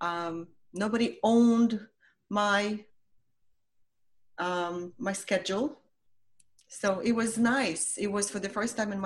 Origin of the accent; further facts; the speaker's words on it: Ukraine; English is a second language; moved away as an adult; now in United States; I came to America from Ukraine as a 19-year-old. So I had to learn a language